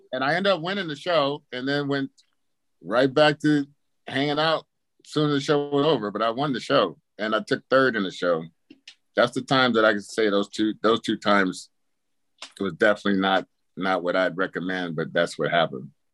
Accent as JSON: {"language": "English", "town": "Palm Springs", "region": "California", "country": "United States", "tie": "born or raised there", "said": "growing up in Palm Springs"}